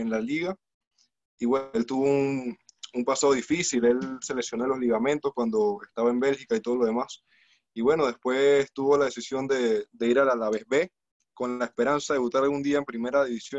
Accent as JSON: {"language": "Spanish", "country": "Panama", "said": "yo como, como panameño realmente me siento muy orgulloso"}